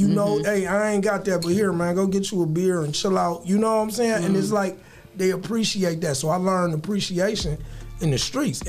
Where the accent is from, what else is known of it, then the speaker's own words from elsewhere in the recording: Toledo, Ohio, United States; So, you know, I'm coming from Toledo where they hold the money to their ear and spread it out.